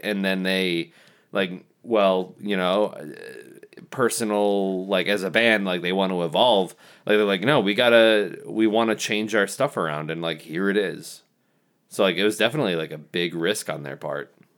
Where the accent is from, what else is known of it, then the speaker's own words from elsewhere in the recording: Kalamazoo, Michigan, United States; we're from Kalamazoo